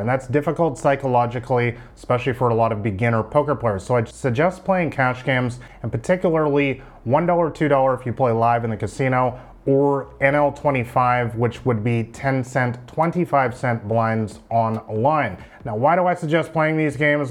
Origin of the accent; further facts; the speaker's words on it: Vancouver, British Columbia, Canada; moved away as an adult; I'm from Vancouver, Canada